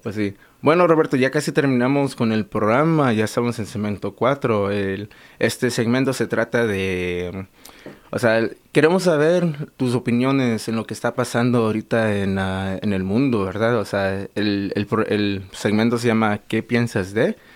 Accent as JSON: {"language": "Spanish", "region": "Veracruz", "country": "Mexico", "tie": "born or raised there", "moved": "yes", "lives_now": "United States", "said": "yo nací en México, 100% jarocho"}